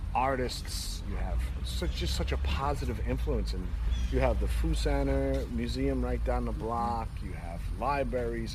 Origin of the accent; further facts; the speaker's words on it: New York City, New York, United States; moved away as an adult; now in Melbourne, Florida, United States; I'm from Brooklyn, New York